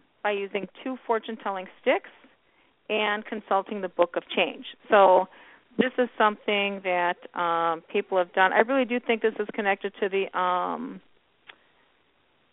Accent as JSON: {"language": "English", "town": "Chicago", "region": "Illinois", "country": "United States", "tie": "born or raised there", "said": "Illinois, born and raised in Chicago."}